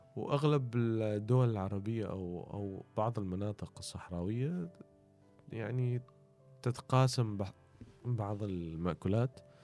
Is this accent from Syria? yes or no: no; Oman